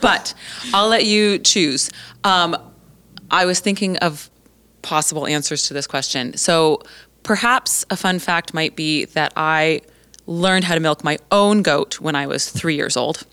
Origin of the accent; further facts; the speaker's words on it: Colorado, United States; moved away as an adult; now in Three Hills, Canada; I was born and raised in Colorado